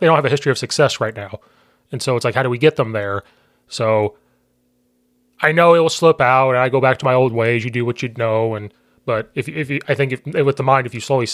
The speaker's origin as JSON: {"language": "English", "region": "Central Illinois", "country": "United States", "accent": "country"}